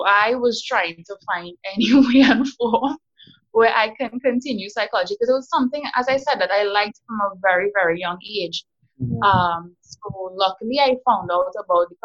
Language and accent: English; South Trinidad, Trinidad & Tobago; I'm from South